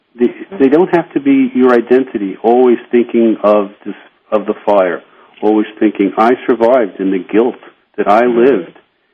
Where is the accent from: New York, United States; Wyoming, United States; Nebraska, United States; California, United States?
New York, United States; I remember as a New Yorker, I would look up into tall buildings